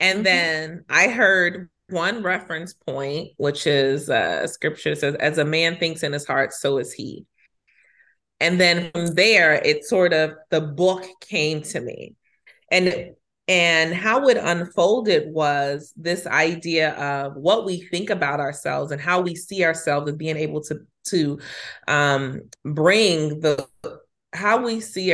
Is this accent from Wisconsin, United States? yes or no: no; Chicago, Illinois, United States; I'm from Chicago. I resonate with her story very much as a Southside girl from the city of Chicago.